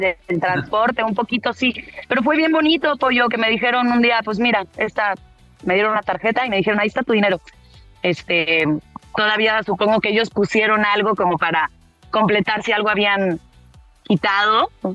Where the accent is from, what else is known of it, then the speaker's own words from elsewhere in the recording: Mexico; also born or lived in Martorell, Catalonia, Spain; yo llegué con cuatro años